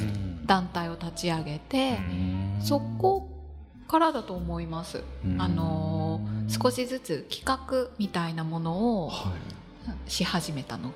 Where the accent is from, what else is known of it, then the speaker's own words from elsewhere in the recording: Yukuhashi, Fukuoka, Japan; moved away as an adult; also born or lived in Yamaguchi; now in Kitakyushu, Japan; 出身は、はい、今は、えっと、北九州ではないんですが行橋市